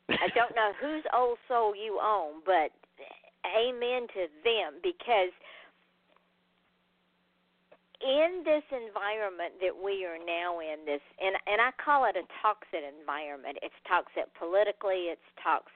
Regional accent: the South, United States; I am from the South, and when you're from the South, you're bound by Southern heritage

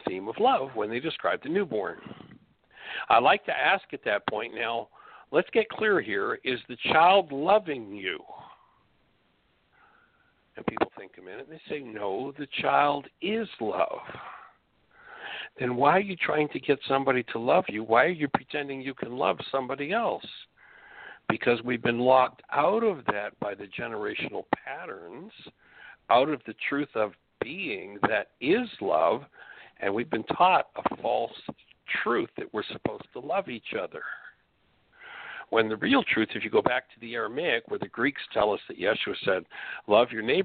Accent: Canada; moved away; I'm from Canada

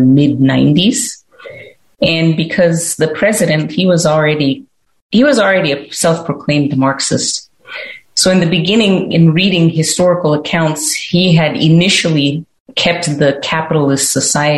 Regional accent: Zimbabwe; now in United States; growing up in Zimbabwe

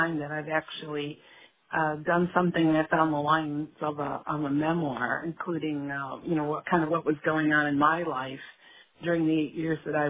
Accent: Chicago, Illinois, United States; the neighborhood that I grew up in Chicago

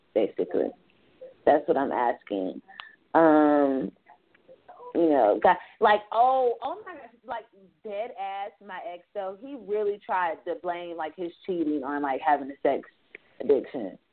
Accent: Fayetteville, United States; I'm from Fayetteville

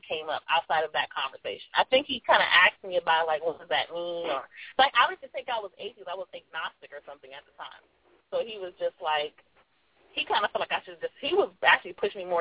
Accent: Los Angeles, California, United States; I'm from South Central

